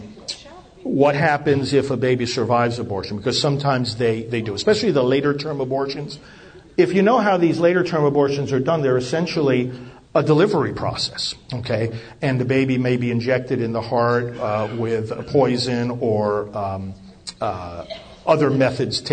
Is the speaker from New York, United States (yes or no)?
yes; New York, United States; moved away as an adult; now in Titusville, United States; I'm originally from New York